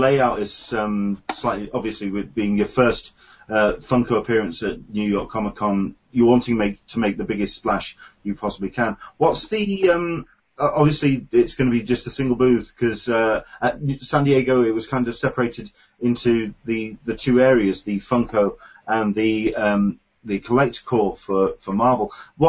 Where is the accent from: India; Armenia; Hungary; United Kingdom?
United Kingdom; I know as a Brit, it's not going to get mailed directly to me, but I will be getting my hands on one.